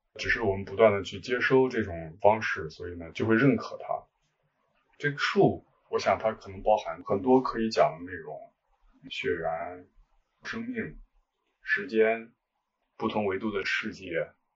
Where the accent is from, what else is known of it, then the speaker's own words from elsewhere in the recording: Zhengzhou, Henan, China; also born or lived in Shunyi, Beijing; now in Beijing, China; 我是河南人，在河南郑州，现在住在顺义，北京顺义。嗯，到北京已经很多年了